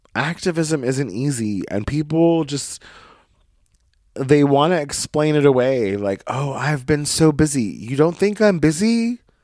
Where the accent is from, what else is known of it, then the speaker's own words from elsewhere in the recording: Brookings, Oregon, United States; moved away; my hometown of Brookings, Oregon